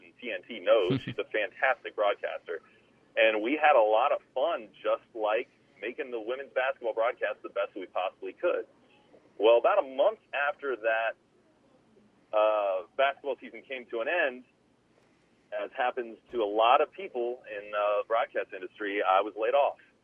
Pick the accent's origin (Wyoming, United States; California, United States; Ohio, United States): Ohio, United States; Columbus; I got a job offer in Columbus, Ohio, which is my hometown